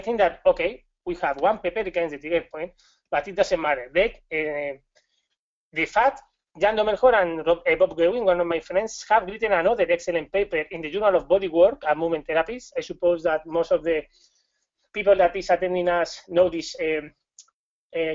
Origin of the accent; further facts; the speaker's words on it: Spain; accent: Spanish; English is a second language; I'm from Spain